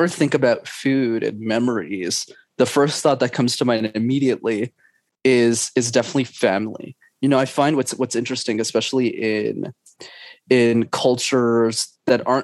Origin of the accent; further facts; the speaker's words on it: Montreal, Quebec, Canada; I was born and raised in Montreal in Canada, and my parents immigrated from Sri Lanka